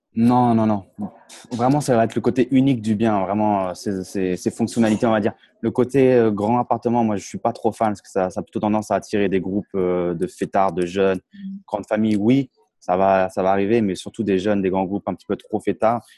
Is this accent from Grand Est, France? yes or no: yes; Champagne, Grand Est, France; moved away as an adult; now in Tallinn, Estonia; moi, j'ai grandi en Champagne